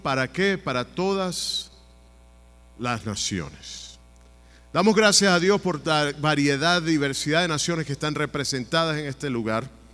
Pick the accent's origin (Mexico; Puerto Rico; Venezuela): Venezuela; now in United States; mi país natal de Venezuela